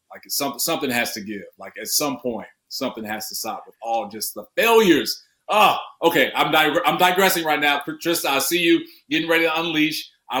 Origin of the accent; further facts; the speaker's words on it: Chicago, Illinois, United States; born and raised in Chicago